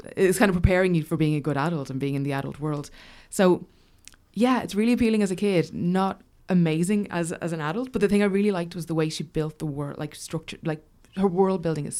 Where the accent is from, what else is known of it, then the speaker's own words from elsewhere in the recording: Dublin, Leinster, Ireland; like for a kid growing up in Dublin.